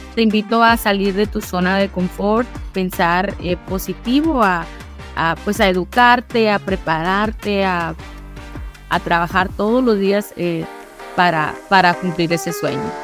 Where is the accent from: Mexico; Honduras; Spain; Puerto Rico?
Mexico; moved away; yo vengo pues de México, mexicana